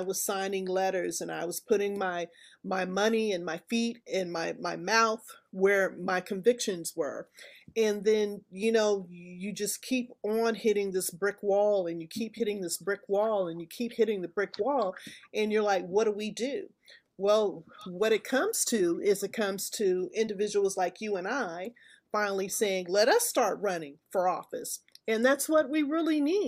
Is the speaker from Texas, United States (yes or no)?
yes; Texas, United States; my home state of Texas